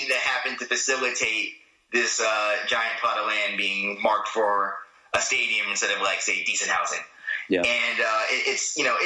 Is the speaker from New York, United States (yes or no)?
yes; New York City, New York, United States; I grew up in Queens